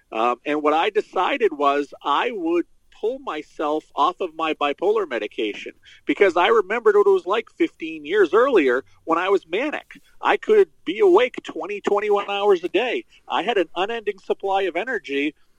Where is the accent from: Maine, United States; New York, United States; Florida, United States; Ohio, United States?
Maine, United States; Central; I was uh, born and raised in uh, Central Maine. Still live here.